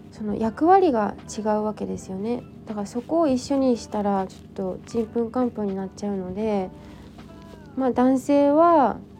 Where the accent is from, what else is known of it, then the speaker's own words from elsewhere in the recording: Yokohama, Kanagawa, Japan; 私の地元も結構、ま自然がいっぱいなんですけど横浜にしてはね